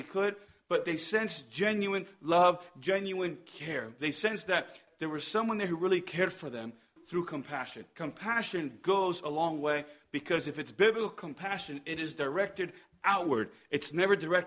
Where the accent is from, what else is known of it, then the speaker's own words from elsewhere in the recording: Columbus, New Jersey, United States; moved away; also born or lived in Madrid, Spain; I'm from Columbus, New Jersey.